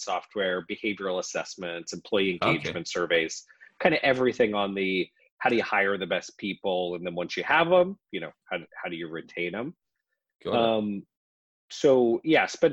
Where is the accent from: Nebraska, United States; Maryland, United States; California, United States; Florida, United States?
Nebraska, United States; Lincoln; moved away as an adult; now in Nashville, United States; I'm originally from Lincoln, Nebraska, live in Nashville now, but spent, you know, we've only been in Nashville for a few years. So that's where I grew up